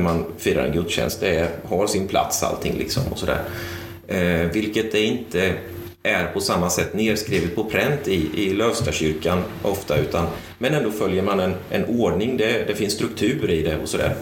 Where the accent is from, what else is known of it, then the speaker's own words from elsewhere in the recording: Sweden; now in Tranås, Sweden; växte upp i kapelalliansförsamling församling eh, i Lindros. Eh, samtidigt som jag växte upp i Lindros kyrka